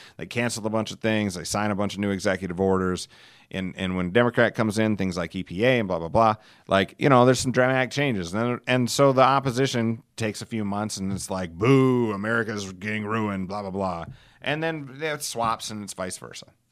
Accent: Alcester, United States; my hometown of Elsister, home of seven hundred and fifty friendly people

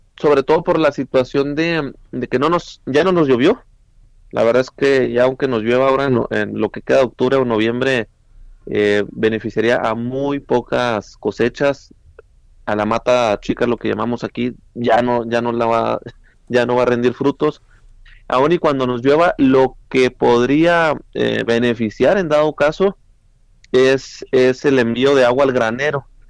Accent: Chihuahua, Mexico; los que somos de acá, del Estado Grande

